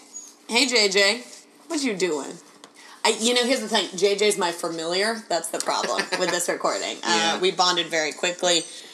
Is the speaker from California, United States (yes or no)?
yes; California, United States; I'm from California.